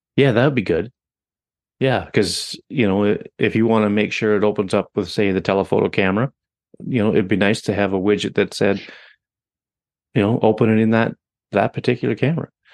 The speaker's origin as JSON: {"language": "English", "country": "Canada", "said": "I'm Canadian"}